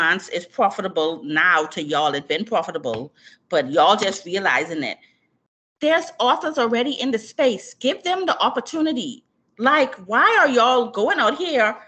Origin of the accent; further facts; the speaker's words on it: Bahamas; me being born and raised in the Bahamas. Shout out to my Bahamian people